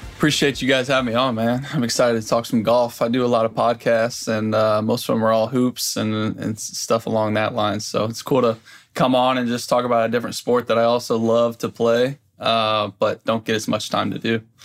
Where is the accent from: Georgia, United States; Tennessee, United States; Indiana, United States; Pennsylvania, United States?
Indiana, United States; Indianapolis; I grew up in Indianapolis